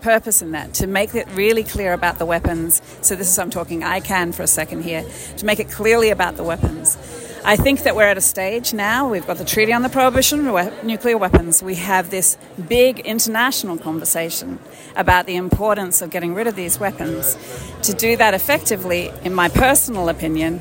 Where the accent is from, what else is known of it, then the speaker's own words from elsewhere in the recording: Melbourne, Victoria, Australia; from Australia, from Melbourne, Australia